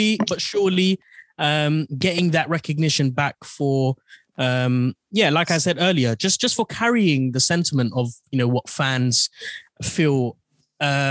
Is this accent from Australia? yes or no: no; London, United Kingdom; I was brought up in Haringey